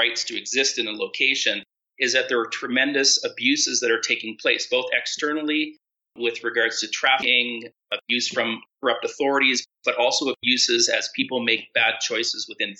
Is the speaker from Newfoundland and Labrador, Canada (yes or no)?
no; Ottawa, Ontario, Canada; now in Cancun, Mexico; Today, I'm in Colorado Springs. Our family is currently living in Cancun. We are originally from the Ottawa area.